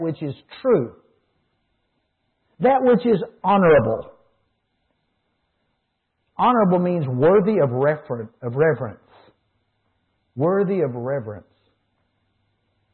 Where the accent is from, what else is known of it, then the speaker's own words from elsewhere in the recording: United States; I as an American